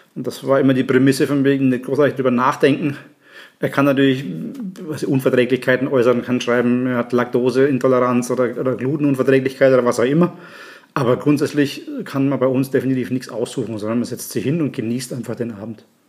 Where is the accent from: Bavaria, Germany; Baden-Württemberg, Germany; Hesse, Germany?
Bavaria, Germany; Nuremberg; moved away as an adult; now in Graz, Austria; gebürtig aus Nürnberg, seit 2006 in Österreich